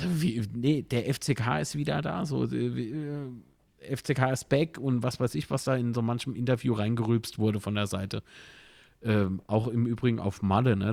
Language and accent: German; Kaiserslautern, Rhineland-Palatinate, Germany